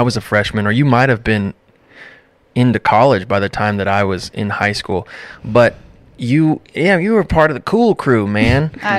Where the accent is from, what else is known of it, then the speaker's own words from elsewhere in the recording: Chewelah, Eastern Washington, United States; Jess and I grew up in Chihuahua together.